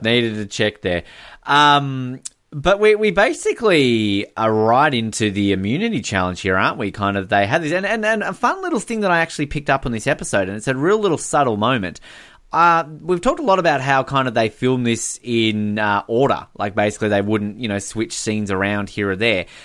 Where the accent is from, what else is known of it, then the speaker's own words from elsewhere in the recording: Hobart, Tasmania, Australia; I'm from Hobart.